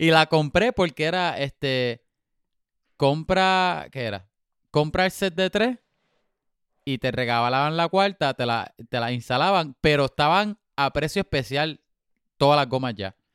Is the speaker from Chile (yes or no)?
no; Puerto Rico; moved away; soy puertorriqueño por mi habichuela